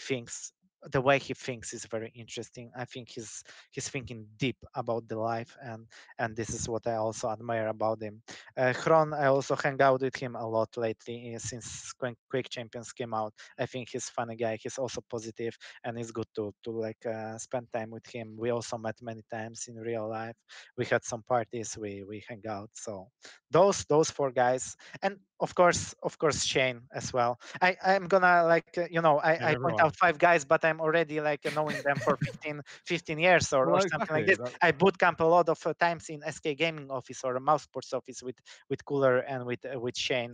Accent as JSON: {"language": "English", "country": "Poland", "second_language": "English", "said": "I'm from Poland."}